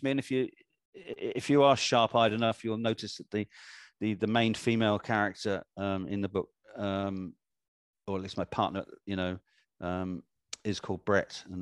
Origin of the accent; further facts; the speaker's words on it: Ghana; born there; Yeah, I was born in Ghana, so you know that search already begun before we were born